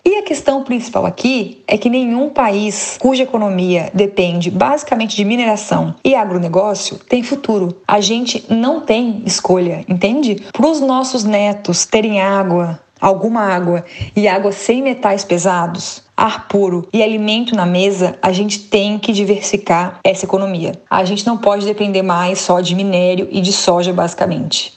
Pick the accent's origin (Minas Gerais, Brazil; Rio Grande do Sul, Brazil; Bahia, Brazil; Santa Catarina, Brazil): Santa Catarina, Brazil; a minha terra aqui, Santa Catarina